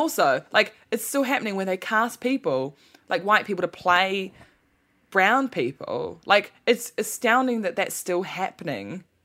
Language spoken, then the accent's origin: English; New Zealand; people in New Zealand and m, my, you know, myself, myself included